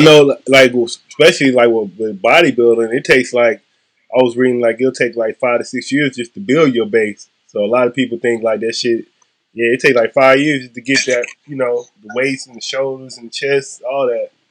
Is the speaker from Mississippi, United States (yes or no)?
yes; Mississippi, United States; now in California, United States; I'm from Mississippi